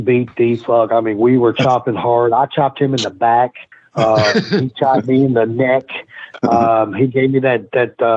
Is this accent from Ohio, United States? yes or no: no; Virginia, United States; I grew up on a farm in the mountains of Virginia.